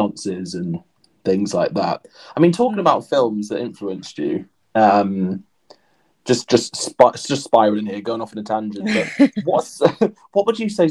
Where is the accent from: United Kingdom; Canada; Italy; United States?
United Kingdom; Pembrokeshire, Wales; I grew up in Pembrokeshire